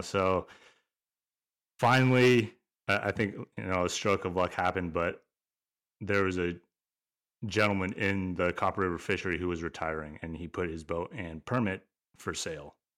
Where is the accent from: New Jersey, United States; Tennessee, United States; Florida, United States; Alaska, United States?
Alaska, United States; born and raised in Alaska